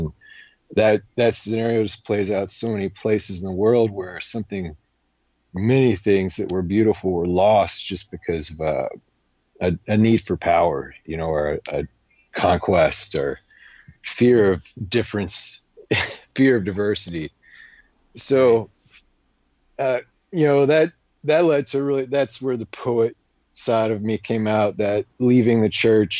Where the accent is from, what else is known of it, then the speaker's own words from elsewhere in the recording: Alabama, United States; born there; I was born in Alabama, and my wife just pointed out recently a good study that Alabama is the most religious state in our country